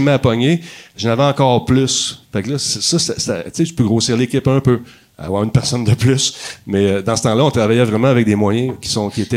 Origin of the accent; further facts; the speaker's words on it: Montreal, Quebec, Canada; je viens de Ville-la-Salle